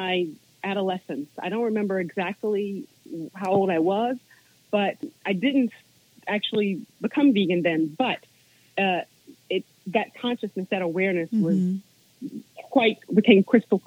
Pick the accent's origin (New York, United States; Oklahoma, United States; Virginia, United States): Virginia, United States; I grew up in Virginia around nature